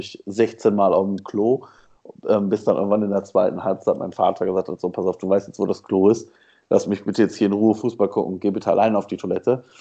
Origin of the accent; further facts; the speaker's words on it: Essen, North Rhine-Westphalia, Germany; ich bin in, in, Essen ja groß geworden